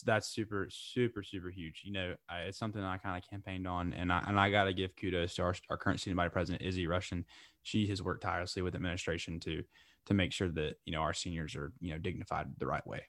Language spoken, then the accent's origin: English; Lake Wylie, South Carolina, United States; Lake Wiley, South Carolina, originally.